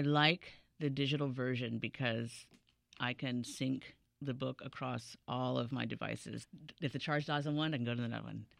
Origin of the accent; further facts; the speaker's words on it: Washington, D.C. area, United States; also born or lived in California; we moved to D C area, uh, fifth grade, and then I was there, I went to Howard University